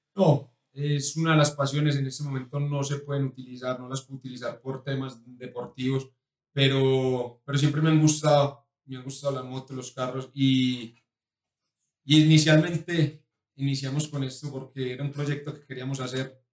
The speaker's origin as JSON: {"language": "Spanish", "town": "La Ceja", "region": "Antioquia", "country": "Colombia", "also_born_or_lived": "United Arab Emirates", "moved": "yes", "said": "me gusta mi tierra, me gusta Colombia"}